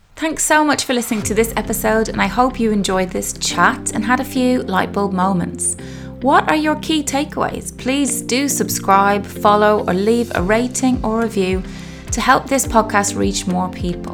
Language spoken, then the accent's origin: English; Ireland; now in United Kingdom; I am Irish living in the UK